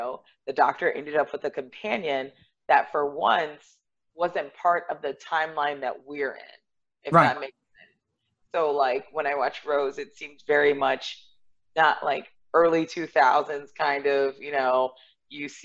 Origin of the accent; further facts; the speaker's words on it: United States; being American